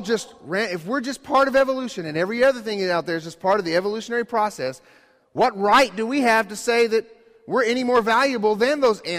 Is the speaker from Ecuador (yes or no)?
yes; Ecuador; you guys knew I grew up in Ecuador, and one of a very life-changing experience for me was to go to the Galapagos Islands in Ecuador